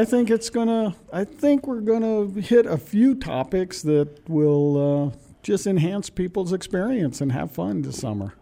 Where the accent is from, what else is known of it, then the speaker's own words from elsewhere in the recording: Pacific Northwest, United States; moved away; I'm from the Pacific Northwest